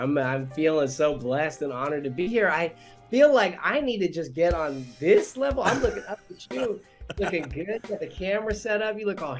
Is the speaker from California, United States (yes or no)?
yes; Chico, California, United States; also born or lived in Bay Area, California; I grew up in Chico, in Chico, yeah, California, but I was born in the Bay Area. So my family met in the Bay, and my dad was from New Orleans.